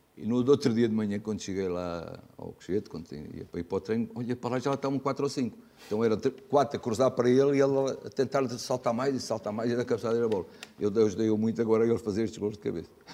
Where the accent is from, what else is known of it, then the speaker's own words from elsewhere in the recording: Portugal; somos portugueses